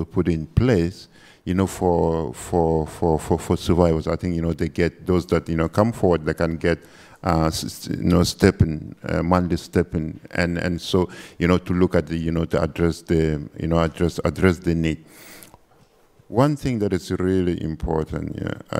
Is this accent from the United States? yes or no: no; Chad; I'm from Chad